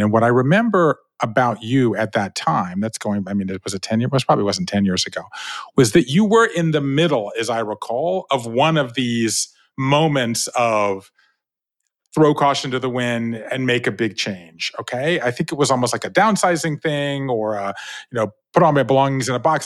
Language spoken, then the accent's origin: English; Savannah, Georgia, United States; moved away; I grew up in Savannah, Georgia, right? Five generations of Jews in the South